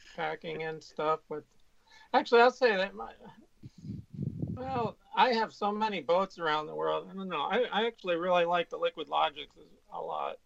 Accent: California, United States; I I grew up in California

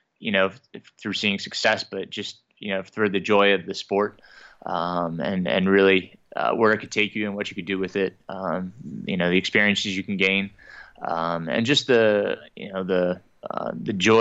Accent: Middletown, New York, United States; I grew up in Middletown, New York

